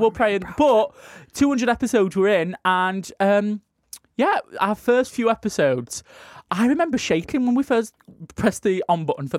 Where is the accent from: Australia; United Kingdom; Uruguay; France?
Australia